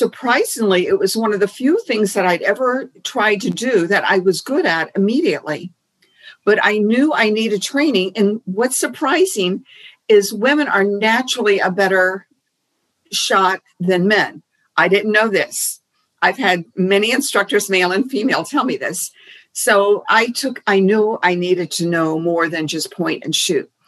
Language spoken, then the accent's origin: English; Key West, Florida, United States; growing up in Key West, there were no guns.